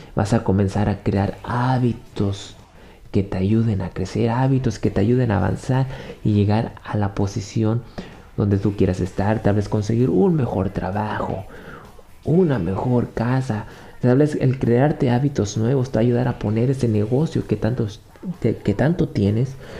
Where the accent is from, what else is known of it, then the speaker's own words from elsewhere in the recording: Mexico; Yo soy mexicano, te estoy hablando desde México.